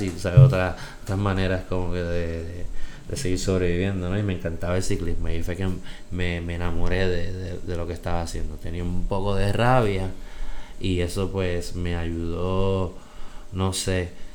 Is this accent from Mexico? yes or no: no; Bayamón, Puerto Rico; moved away as an adult; also born or lived in New York, United States / Aguadilla, Puerto Rico; Soy boricua